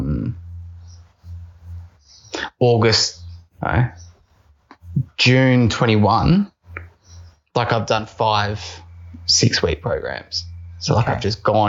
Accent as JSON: {"language": "English", "town": "Melbourne", "region": "Victoria", "country": "Australia", "moved": "yes", "said": "I'm from Melbourne."}